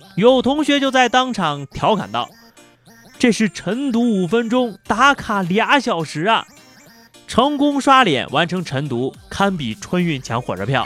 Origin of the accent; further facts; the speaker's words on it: China; 我们中国人